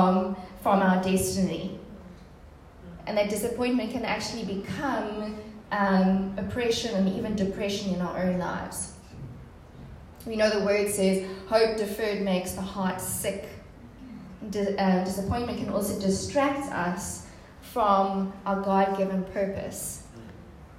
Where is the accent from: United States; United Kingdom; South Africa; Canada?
South Africa; Port Elizabeth, Eastern Cape; I'm originally from Port Elizabeth